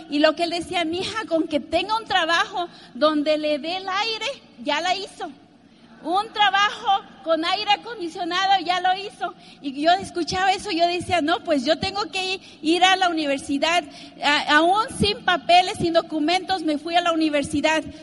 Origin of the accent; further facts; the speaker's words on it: Mexico; yo nací en México en una familia de nueve, nueve hermanos, imagínate, muy numerosa.